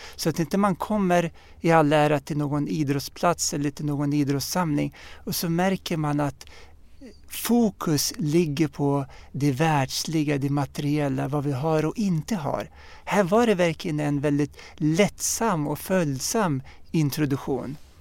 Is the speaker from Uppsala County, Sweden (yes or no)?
yes; Uppsala, Uppsala County, Sweden; jag är född och uppvuxen här i, i Sverige och i Uppsala